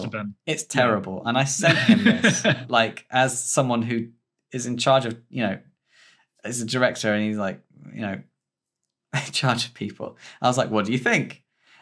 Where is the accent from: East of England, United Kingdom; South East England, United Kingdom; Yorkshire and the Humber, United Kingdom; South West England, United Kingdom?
South East England, United Kingdom; Stony Stratford; my hometown